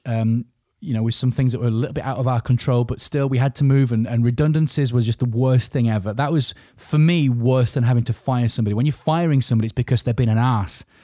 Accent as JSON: {"language": "English", "region": "Yorkshire and the Humber", "country": "United Kingdom", "said": "I'm a Yorkshireman"}